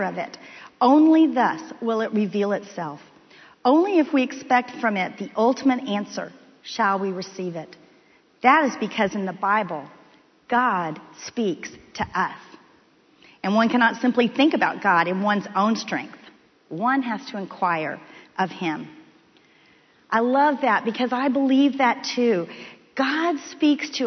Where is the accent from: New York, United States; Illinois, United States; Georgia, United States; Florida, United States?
Florida, United States; Miami; moved away as an adult; also born or lived in Texas; I'm from Miami, Florida